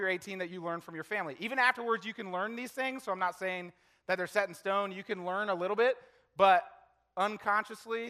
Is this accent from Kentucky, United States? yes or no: yes; Lexington, Kentucky, United States; I was born in Lexington, Kentucky